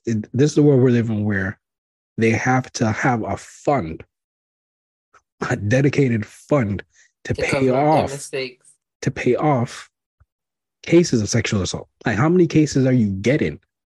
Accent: Canada; Canadian, because we're Canadian.

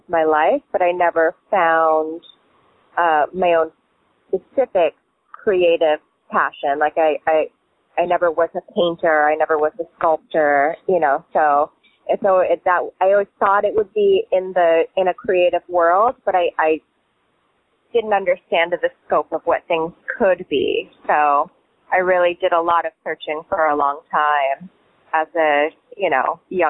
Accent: Kalispell, Montana, United States; also born or lived in New York City / Virgin Islands; now in Key West, United States; I grew up in Kalispell, not Cowspell, Montana, which is right, northwest Montana

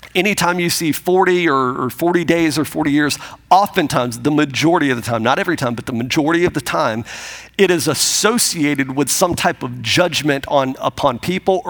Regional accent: Pensacola, Florida, United States; moved away; I grew up outside of Pensacola, Florida, and my wife did as well, and I grew up there

